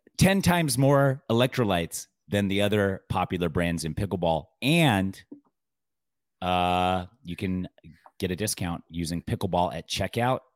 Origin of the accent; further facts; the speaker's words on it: Utah, United States; I'm from Utah